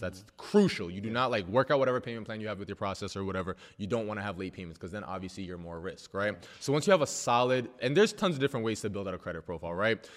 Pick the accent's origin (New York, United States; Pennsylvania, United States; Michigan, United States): New York, United States; I'm from New York.